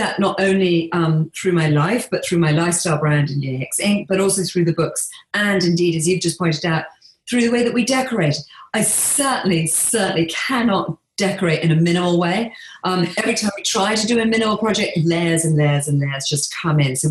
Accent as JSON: {"language": "English", "region": "England", "country": "United Kingdom", "tie": "born or raised there", "moved": "yes", "lives_now": "Bahamas", "said": "I live here on a tiny island in the Bahamas, but I grew up in England"}